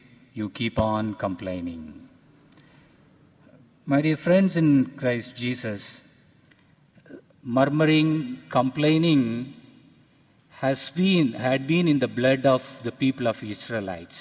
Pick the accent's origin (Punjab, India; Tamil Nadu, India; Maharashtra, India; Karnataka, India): Tamil Nadu, India; Tamil culture; I am from India, and I from a Tamil culture